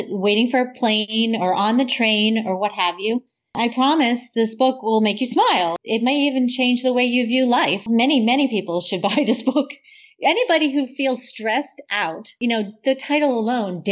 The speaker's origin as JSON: {"language": "English", "region": "Massachusetts", "country": "United States", "tie": "born or raised there", "said": "I grew up in Massachusetts."}